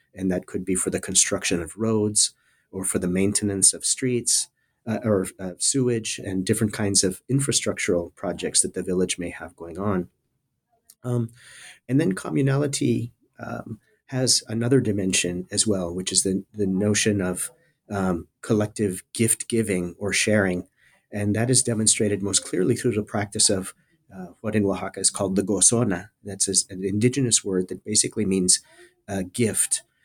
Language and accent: English; South Texas border area, United States; moved away as an adult; also born or lived in California; I'm originally from the South Texas border area. Uh, I grew up in a small town uh, at the very southern tip of the state of Texas